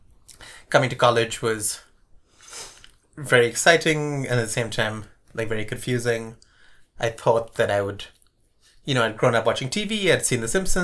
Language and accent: English; Sri Lanka; born there; my father's relatives in Bangladesh, my mother's relatives in Pakistan, and I was born in Sri Lanka.